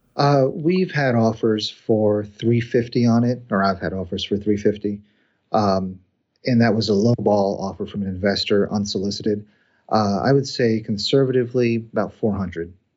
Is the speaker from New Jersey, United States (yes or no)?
yes; New Jersey, United States; moved away as an adult; also born or lived in Indiana / Cincinnati, Ohio; I was born and raised in New Jersey, went to school in Indiana, got a job in Cincinnati